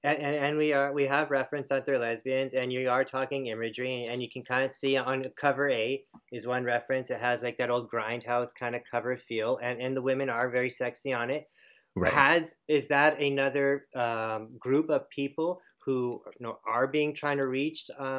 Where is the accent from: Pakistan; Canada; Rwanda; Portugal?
Canada; We're Canadian, so we don't know.